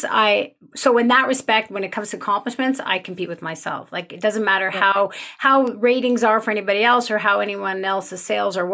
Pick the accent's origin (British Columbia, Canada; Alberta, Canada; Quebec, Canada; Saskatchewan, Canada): Quebec, Canada; Montreal; now in Calgary, Canada; So I'm originally from Montreal, but I'm living in Calgary now out west.